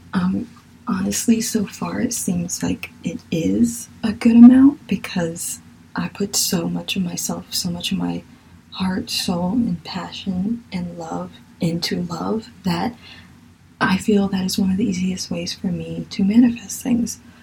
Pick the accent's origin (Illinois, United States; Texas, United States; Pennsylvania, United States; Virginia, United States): Virginia, United States; accent: southern; I really feel like my southern accent is coming out in some of this. Sorry. I'm from Virginia